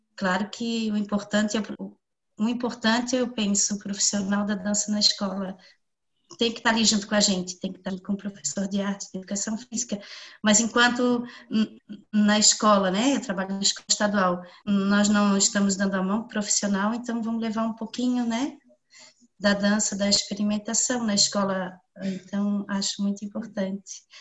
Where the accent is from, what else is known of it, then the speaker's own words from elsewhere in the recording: Biguaçu, Santa Catarina, Brazil; Eu sou de Biguaçu.